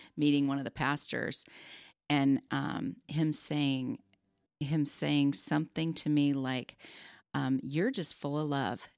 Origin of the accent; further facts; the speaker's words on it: Southern California, United States; I grew up in Southern California